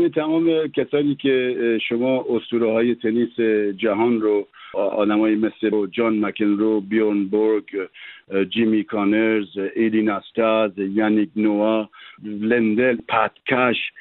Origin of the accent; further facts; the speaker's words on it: Tehran, Tehran Province, Iran; moved away as an adult; now in France; من تو امجدیه بزرگ شدم